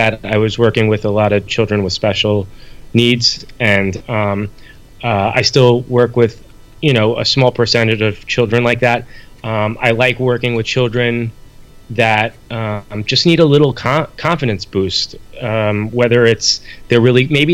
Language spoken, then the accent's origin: English; New York, United States; I'm from New York, so I say it different